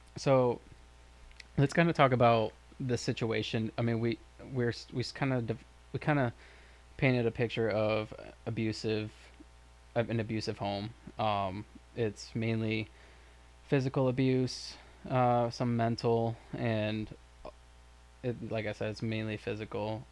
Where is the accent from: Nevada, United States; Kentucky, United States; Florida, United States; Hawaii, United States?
Florida, United States; Lake Worth; Michael and I grew up in Lake Worth, Florida